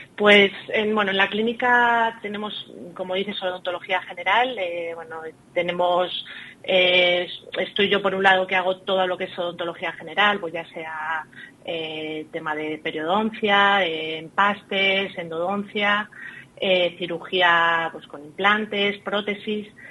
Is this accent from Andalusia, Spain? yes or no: no; Salamanca, Castile and León, Spain; born or raised there; moved away as an adult; also born or lived in Ireland / Plasencia / Alba de Tormes